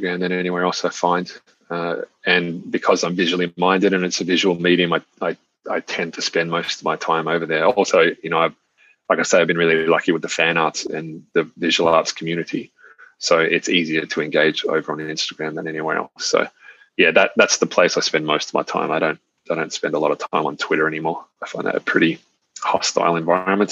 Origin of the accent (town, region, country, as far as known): Australia